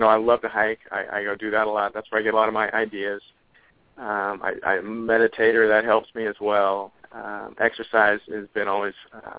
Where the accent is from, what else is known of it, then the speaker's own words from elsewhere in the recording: Oregon, United States; I'm from Oregon